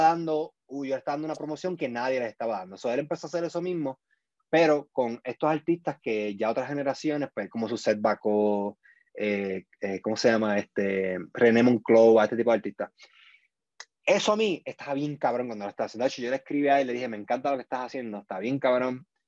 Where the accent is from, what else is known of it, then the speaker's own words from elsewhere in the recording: Puerto Rico; moved away as an adult; now in United States; yo me fui de Puerto Rico el 2014